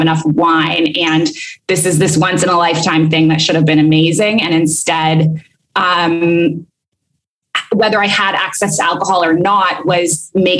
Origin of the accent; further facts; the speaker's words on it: Canada; moved away as an adult; also born or lived in Kuwait / Abu Dhabi; now in Bali, Indonesia; So I'm Canadian originally. I've lived abroad for a long time, for the past 7